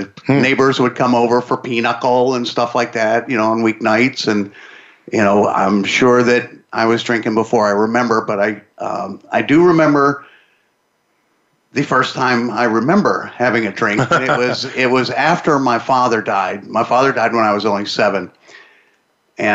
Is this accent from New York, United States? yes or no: no; Pittsburgh, Pennsylvania, United States; I'm from Pittsburgh.